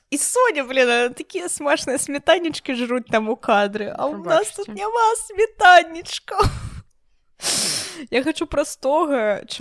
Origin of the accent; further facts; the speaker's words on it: Belarus; я беларуска я люблю холод